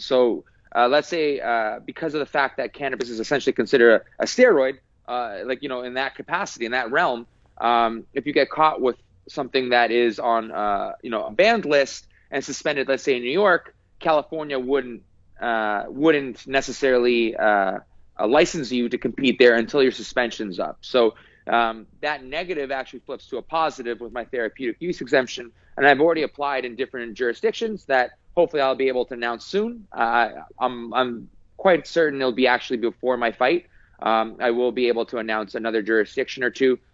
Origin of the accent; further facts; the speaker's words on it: British Columbia, Canada; a Canadian and British Columbian